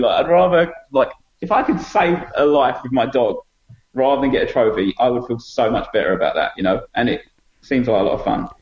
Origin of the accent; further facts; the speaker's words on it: Essex, East of England, United Kingdom; now in Wellington, New Zealand; at the time I was young and I come from Essex